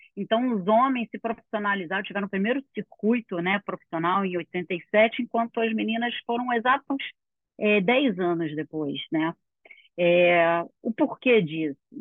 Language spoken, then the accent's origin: Portuguese; Rio de Janeiro, Brazil; eu sou do Rio de Janeiro, aqui no meio da Barra